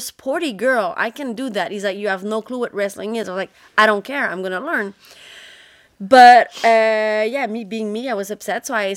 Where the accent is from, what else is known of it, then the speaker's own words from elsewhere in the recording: Terrebonne, Quebec, Canada; English is a second language; I was born in Terrebonne, which is a north shore of Montreal, province of Quebec. Very, very French-Canadian family